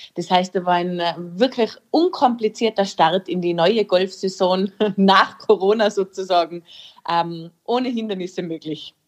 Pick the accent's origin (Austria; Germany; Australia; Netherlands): Austria; bei uns in Österreich